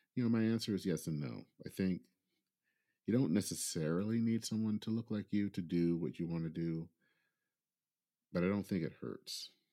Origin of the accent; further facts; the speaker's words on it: Michigan, United States; growing up in Michigan